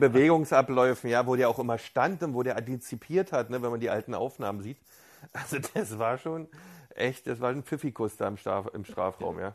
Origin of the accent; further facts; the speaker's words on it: East Germany, Germany; bei uns in der DDR